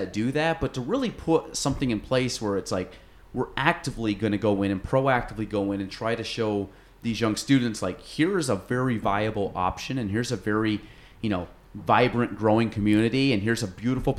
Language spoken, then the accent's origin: English; Iowa, United States; I'm just going to go there, even though I'm from Iowa.